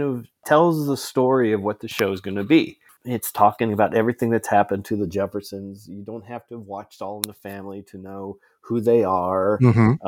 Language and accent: English; Ohio, United States; I'm from Ohio